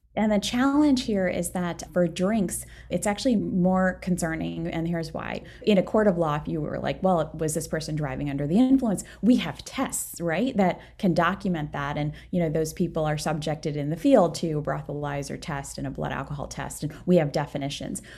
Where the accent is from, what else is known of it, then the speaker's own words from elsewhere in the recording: Maryland, United States; moved away as an adult; also born or lived in Saint Louis; I'm from Maryland